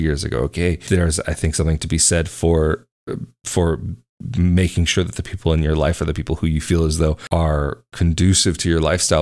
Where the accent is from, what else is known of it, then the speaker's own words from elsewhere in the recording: United States; moved away as an adult; now in Portugal; it's where I'm from and I still have many connections